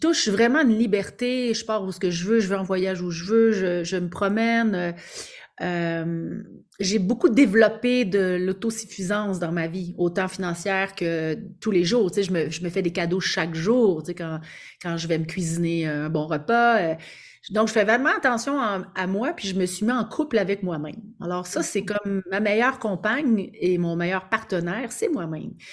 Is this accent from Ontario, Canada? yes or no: no; Quebec, Canada; accent: Québécois; je suis québécoise, alors j'ai probablement pour vous un accent québécois